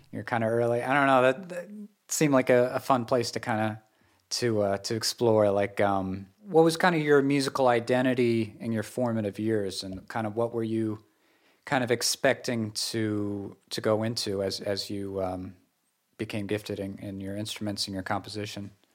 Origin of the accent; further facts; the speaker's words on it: western Massachusetts, United States; moved away as an adult; also born or lived in Japan / Seattle; I grew up in this area